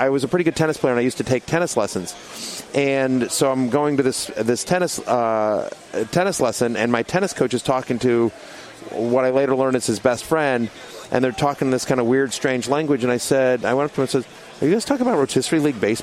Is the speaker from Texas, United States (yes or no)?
yes; College Station, Texas, United States; moved away as an adult; also born or lived in Syracuse, New York; Grew up in College Station, Texas